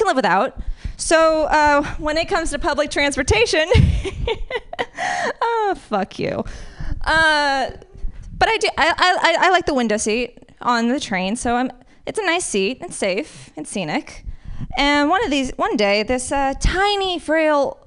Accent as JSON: {"language": "English", "town": "Las Vegas", "region": "Nevada", "country": "United States", "tie": "born or raised there", "also_born_or_lived": "San Francisco Bay Area", "moved": "yes", "lives_now": "San Francisco, United States", "said": "I grew up in Las Vegas at first, so it's nice and sunny"}